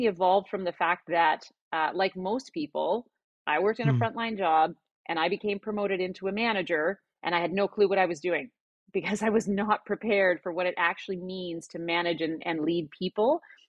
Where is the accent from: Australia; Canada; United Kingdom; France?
Canada; Alberta; now in North Vancouver, Canada; Well, I'm based in North Vancouver, Canada. I didn't grow up here. I grew up in Alberta in Canada, but I've lived a few places.